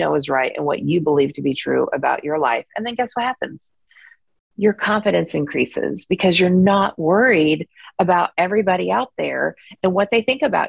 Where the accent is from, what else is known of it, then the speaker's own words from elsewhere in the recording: United States; I grew up in the United States